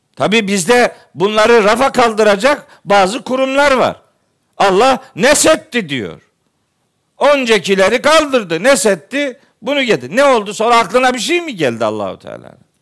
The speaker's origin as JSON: {"language": "Turkish", "region": "Eastern Black Sea", "country": "Turkey", "said": "Bizim oraları bilirim ben, iyi bilirim. Doğu Karadeniz'i iyi bilirim"}